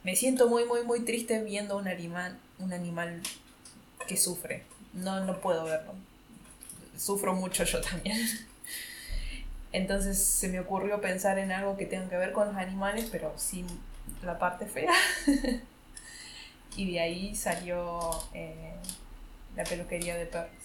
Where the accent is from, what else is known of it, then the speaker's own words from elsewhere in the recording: Córdoba, Argentina; moved away as an adult; now in Berlin, Germany; que soy de Argentina